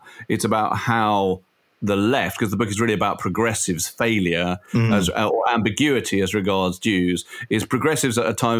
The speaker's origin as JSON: {"language": "English", "country": "United Kingdom", "said": "It's racist to assume that I, as a British Jew, have any real kind of more emotional connection with a place"}